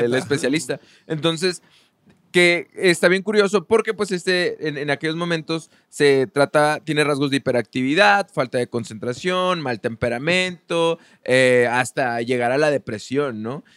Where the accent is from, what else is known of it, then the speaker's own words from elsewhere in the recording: Mexico; nosotros en México, estando en, un país ultra religioso